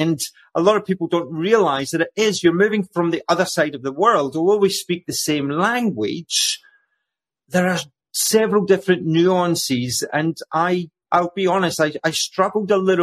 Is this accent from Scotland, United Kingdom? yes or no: yes; Scotland, United Kingdom; accent: Scottish; moved away as an adult; now in Australia; as you can tell with my accent, my story began away in the land of Scotland. And I emigrated here in the year 2000